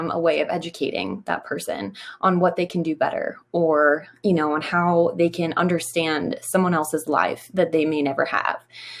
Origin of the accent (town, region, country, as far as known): Garrett County, Maryland, United States; born or raised there